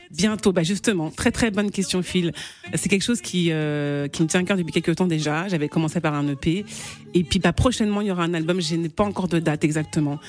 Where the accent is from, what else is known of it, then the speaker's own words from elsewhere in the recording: Rouen, Normandy, France; je suis originaire de Guinée-Bissau, je suis née en Normandie, à Rouen